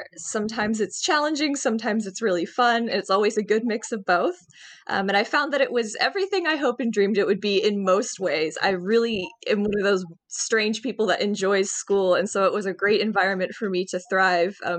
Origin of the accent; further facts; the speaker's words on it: Nashville, Tennessee, United States; moved away as an adult; now in Texas, United States; I am originally from Nashville, Tennessee.